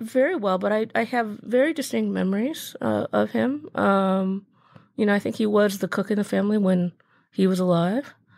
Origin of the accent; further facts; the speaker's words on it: Birmingham, Michigan, United States; I grew up in Michigan, actually. I grew up in a suburb of Detroit called Birmingham